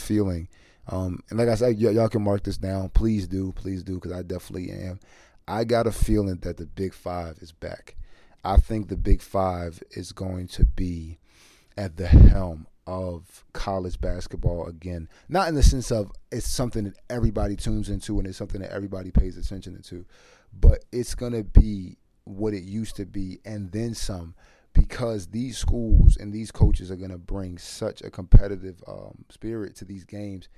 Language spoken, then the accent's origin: English; Philadelphia, Pennsylvania, United States; as a Philadelphian